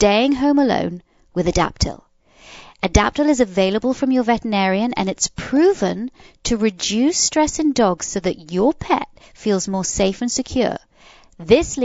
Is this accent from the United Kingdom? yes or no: yes; England, United Kingdom; now in United States; I was brought up in England.